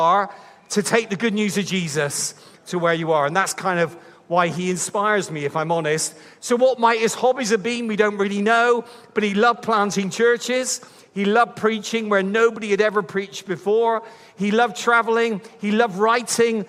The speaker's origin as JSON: {"language": "English", "town": "Bristol", "region": "South West England", "country": "United Kingdom", "said": "I'm from Bristol"}